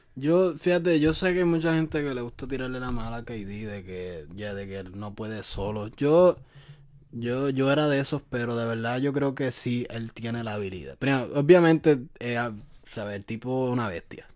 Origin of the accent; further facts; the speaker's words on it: Puerto Rico; now in United States; yo soy de Puerto Rico